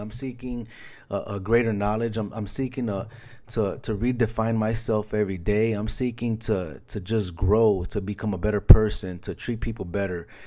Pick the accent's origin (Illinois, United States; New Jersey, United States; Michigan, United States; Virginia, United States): Illinois, United States; Chicago; moved away; Chicago recently, my hometown, shout out Chi Town